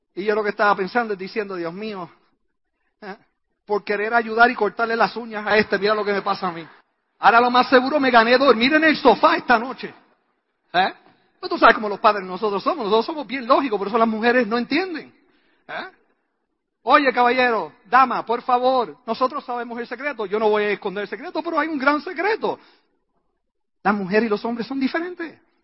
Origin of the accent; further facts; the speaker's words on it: Puerto Rico; La respuesta mía, puertorriqueña